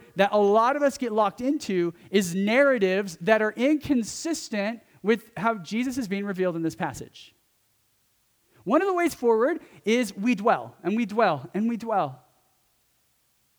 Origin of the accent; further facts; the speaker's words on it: California, United States; accent: California; It's my California accent